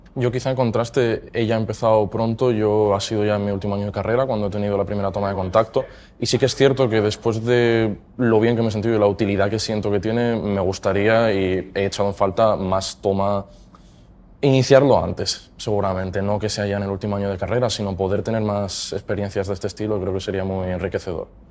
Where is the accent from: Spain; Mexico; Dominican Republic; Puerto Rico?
Spain; Mieres, Asturias; vengo de Mieres. Eh, el colegio estudié en el Santo Domingo eh, de Mieres también y el Instituto Bernardo de Quirós